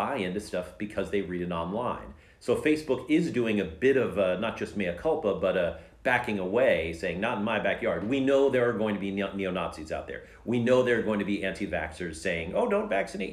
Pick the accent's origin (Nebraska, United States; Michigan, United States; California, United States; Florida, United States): California, United States; I'm a Californian. We're Californians